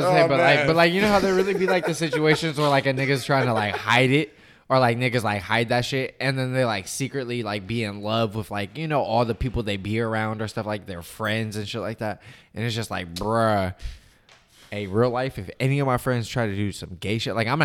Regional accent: United States; I'm American

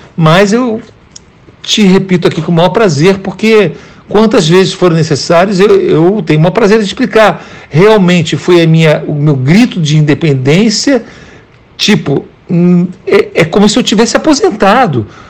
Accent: Brazil; moved away as an adult; now in United States; só tem quatro anos que eu saí do Brasil

